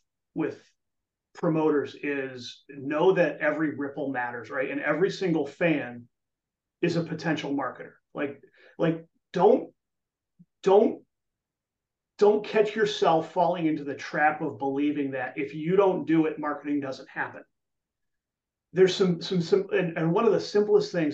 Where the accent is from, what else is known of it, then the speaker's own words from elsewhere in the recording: New England, United States; now in Chicago, United States; I grew up in New England